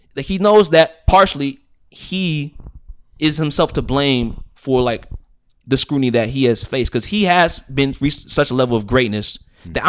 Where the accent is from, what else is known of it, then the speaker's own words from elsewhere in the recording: United States; I'm Christian because I was born in the United States of America into a Christian family